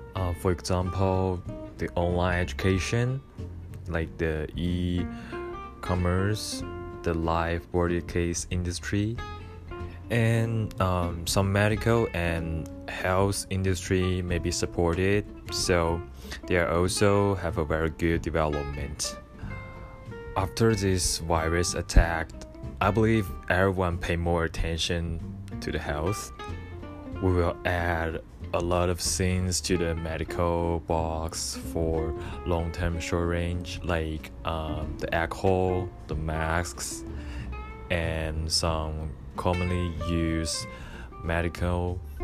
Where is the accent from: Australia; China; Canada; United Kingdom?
China; Wuhan, Hubei; English is a second language; moved away as an adult; now in Tokyo, Japan; my hometown because I'm from Wuhan, China